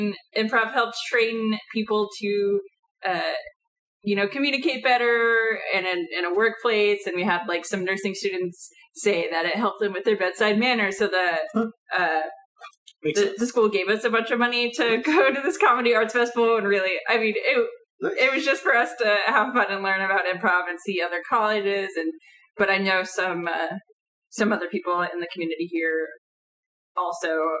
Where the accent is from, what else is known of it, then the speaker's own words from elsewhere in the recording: North Carolina, United States; moved away; I'm from North Carolina originally